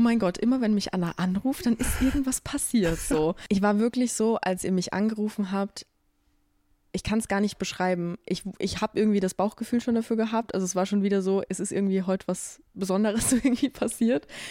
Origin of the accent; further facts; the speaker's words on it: Austria; ich komme aus Österreich